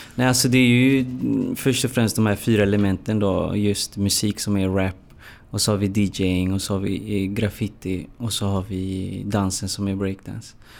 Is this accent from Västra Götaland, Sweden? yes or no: yes; Gothenburg, Västra Götaland, Sweden; jag är uppvuxen i, i Hammarkullen